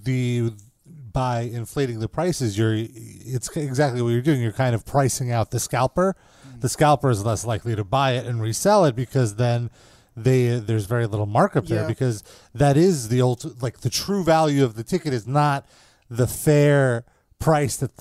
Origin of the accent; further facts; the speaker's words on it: New York City, New York, United States; as a New Yorker